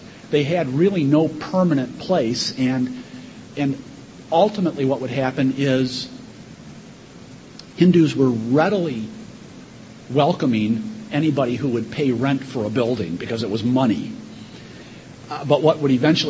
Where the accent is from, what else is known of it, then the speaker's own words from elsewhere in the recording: Michigan, United States; we're from Michigan